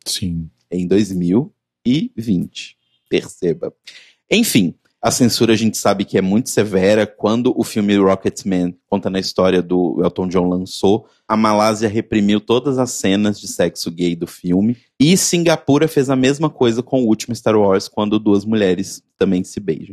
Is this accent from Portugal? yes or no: no; Belo Horizonte, Minas Gerais, Brazil; moved away; lá da minha terra natal